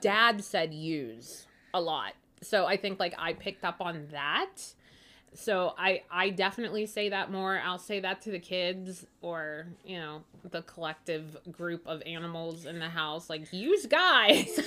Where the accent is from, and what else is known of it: Pittsburgh, Pennsylvania, United States